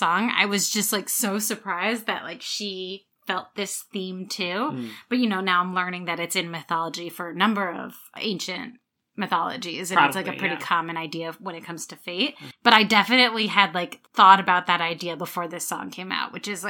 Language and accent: English; New Jersey, United States; my home state of New Jersey